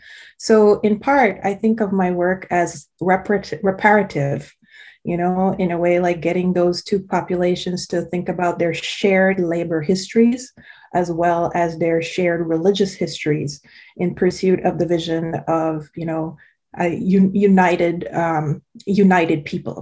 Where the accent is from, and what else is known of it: Guyana; born or raised there; moved away